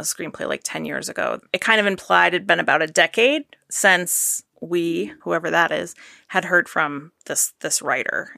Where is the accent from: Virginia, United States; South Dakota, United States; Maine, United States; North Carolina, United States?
Maine, United States; I'm from Maine